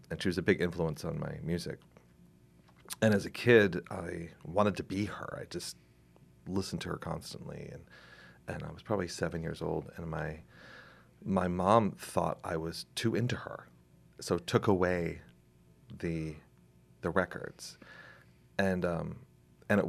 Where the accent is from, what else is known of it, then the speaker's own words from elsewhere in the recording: Gloucester, Massachusetts, United States; I grew up in Gloucester, was born here